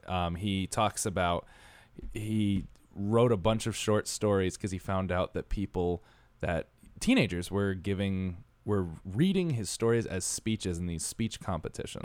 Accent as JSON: {"language": "English", "region": "Connecticut", "country": "United States", "tie": "born or raised there", "moved": "yes", "lives_now": "New York, United States", "said": "I was raised in Connecticut"}